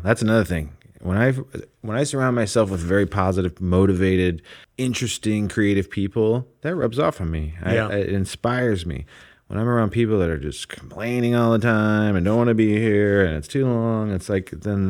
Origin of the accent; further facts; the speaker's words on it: Midwest, United States; It also built so much character growing up in the Midwest, the seasons.